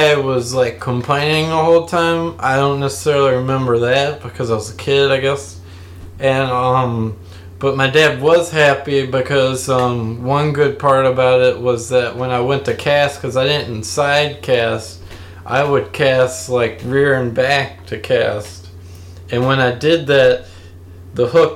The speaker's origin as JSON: {"language": "English", "region": "Louisiana", "country": "United States", "tie": "born or raised there", "said": "I grew up here in Louisiana. And I've lived here most of my life."}